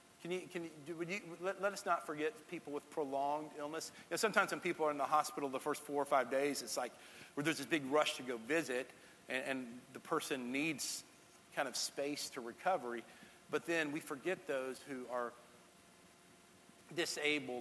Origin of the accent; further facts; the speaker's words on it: Texas, United States; now in Tennessee, United States; that's the part of my home state. My home state has a little bit of everything